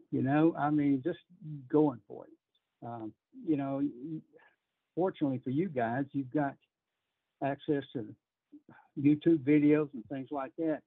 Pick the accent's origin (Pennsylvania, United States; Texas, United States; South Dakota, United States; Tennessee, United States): Texas, United States; growing up in Texas